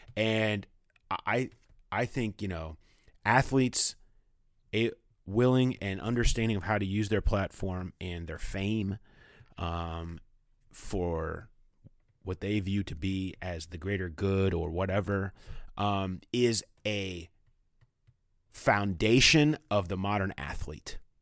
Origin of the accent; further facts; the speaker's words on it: Toronto, Ontario, Canada; moved away as an adult; I was raised in Mimico, a small neighborhood just outside of Toronto, Canada